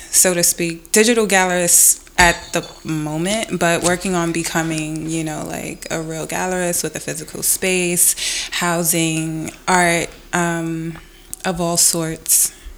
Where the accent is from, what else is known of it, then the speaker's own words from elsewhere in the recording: New York City, New York, United States; I'm from Brooklyn